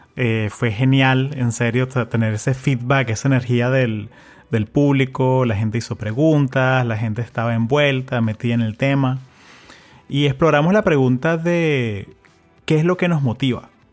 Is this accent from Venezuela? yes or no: yes; Venezuela; now in United States; yo, soy venezolano, pero también soy americano, o sea, tengo 20 años acá